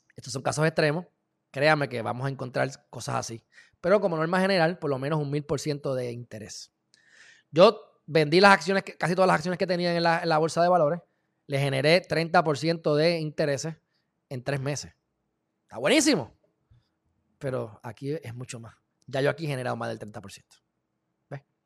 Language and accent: Spanish; Puerto Rico; yo soy puertorriqueño